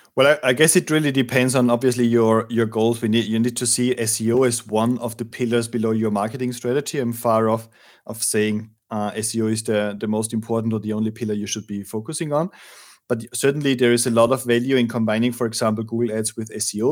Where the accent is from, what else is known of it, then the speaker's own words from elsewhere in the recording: Austria; now in Madrid, Spain; I'm from Austria